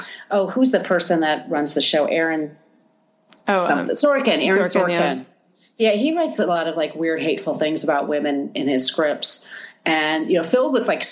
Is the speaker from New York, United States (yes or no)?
yes; New York City, New York, United States; I'm a New Yorker. And I was a young woman dating in New York at the scene